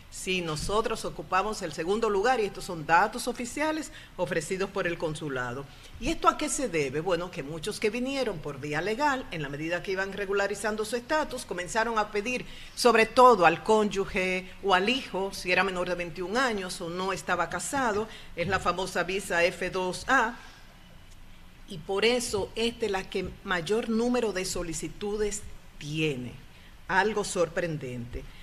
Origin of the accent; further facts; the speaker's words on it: Dominican Republic; diferentes generaciones que están aquí haciendo un excelente trabajo y que nos llenan de orgullo como dominicanos